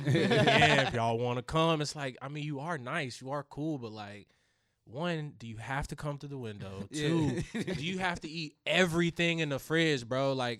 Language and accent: English; Raleigh, North Carolina, United States; moved away as an adult; also born or lived in Durham, North Carolina / Charlotte, North Carolina; now in Kansas City, United States; Yes, Raleigh, North Carolina. I was born in Durham, but raised in Raleigh, and then went to school in Charlotte.